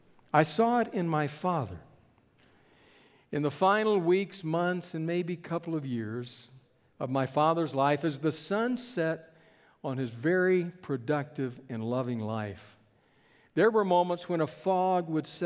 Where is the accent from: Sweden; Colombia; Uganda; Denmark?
Colombia; Bogota; born there; also born or lived in California / Texas; I was not born in Texas. I was born in Bogota, Colombia, in South America.